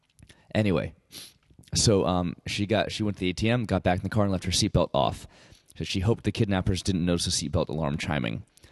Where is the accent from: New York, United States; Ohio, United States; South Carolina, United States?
South Carolina, United States; Columbia; Columbia, South Carolina, my hometown, actually.